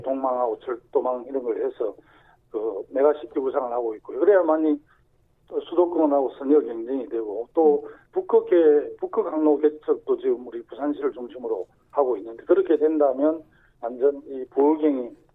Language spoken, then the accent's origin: Korean; Sacheon, South Gyeongsang, South Korea; 제 고향인 그 경남 사천 하동남에도